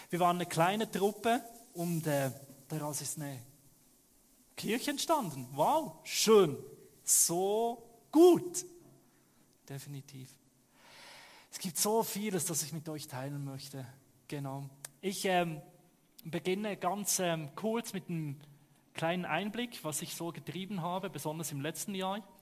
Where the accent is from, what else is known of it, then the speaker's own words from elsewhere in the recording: Switzerland; Ich komme aus der Schweiz, hört man, ne? Ich gebe mir Mühe, irgendwo dann im guten Hochdeutsch zu sprechen.